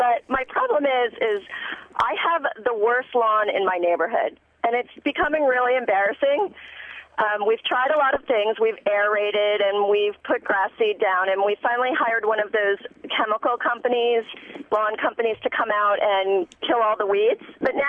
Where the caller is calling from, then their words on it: Wynwood, Pennsylvania, United States; I'm from Wynwood, Pennsylvania.